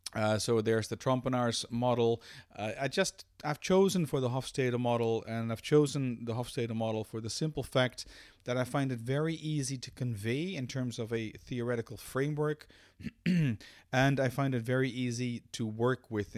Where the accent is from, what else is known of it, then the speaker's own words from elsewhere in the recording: Amsterdam, North Holland, Netherlands; now in Belgium; I'm a Dutch national, born and raised in Amsterdam.